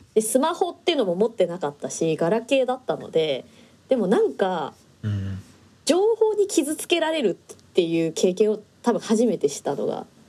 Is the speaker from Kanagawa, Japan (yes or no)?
no; Tokyo, Japan; 私私は今東京に暮らしてるので。うんだし東京生まれなんですけど